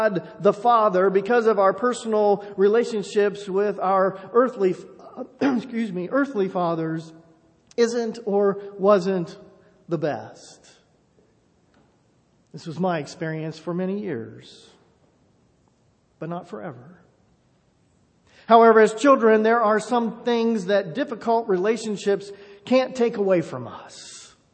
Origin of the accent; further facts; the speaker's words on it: Enon, Ohio, United States; moved away; growing up in a small town, growing up in Enon